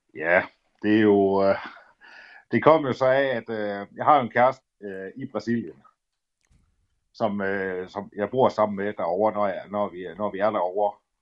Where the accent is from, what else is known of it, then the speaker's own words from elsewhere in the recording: Aalborg, North Denmark Region, Denmark; also born or lived in Ceará, Brazil; jeg er fra Aalborg, født og opvokset i Aalborg